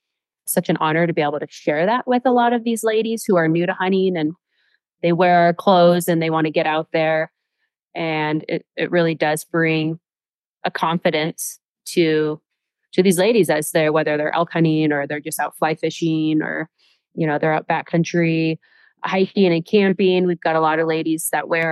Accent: Washington, United States; I grew up in Washington State in a big family.

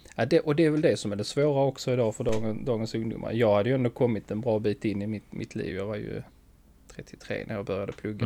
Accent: Skåne, Sweden; accent: Skånska; min skånska

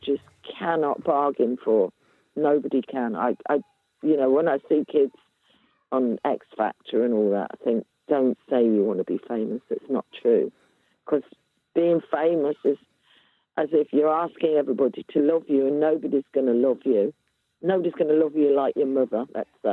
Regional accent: Coventry, West Midlands, United Kingdom; moved away; I'm from Coventry

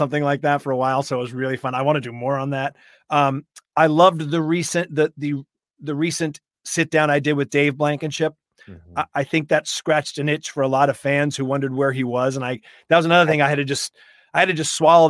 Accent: Boston, Massachusetts, United States; I grew up in and around New England and Boston.

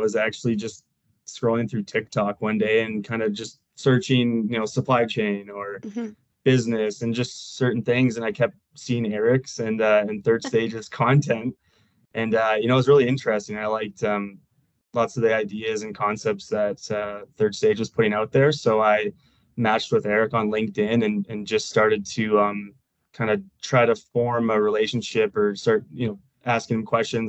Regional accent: Canada; now in Denver, United States; And I'm originally from Canada, but moved to Denver, Colorado here.

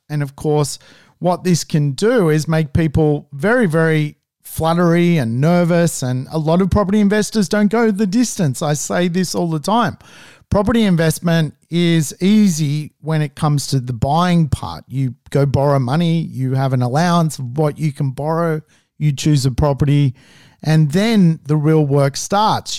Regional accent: Australia; as an Australian

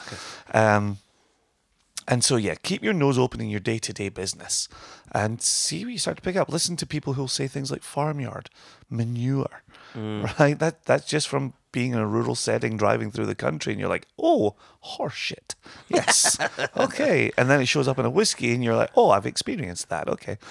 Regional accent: Scotland, United Kingdom; And I'm Scottish and there shouldn't be waste here.

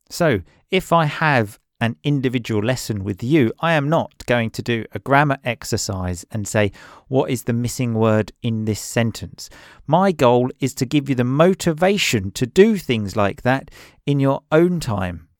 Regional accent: England, United Kingdom; I grew up in England

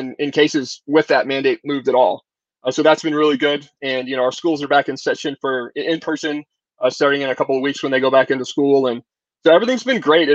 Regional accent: Kansas City, United States; now in Arizona, United States; I'm born in Kansas City

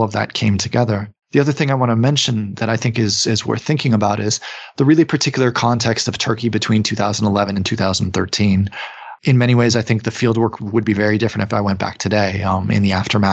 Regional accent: United States; I'm from the United States

